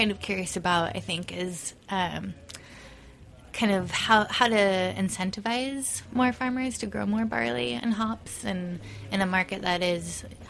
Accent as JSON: {"language": "English", "region": "Southern California", "country": "United States", "moved": "yes", "lives_now": "New York, United States", "said": "I'm actually from Southern California"}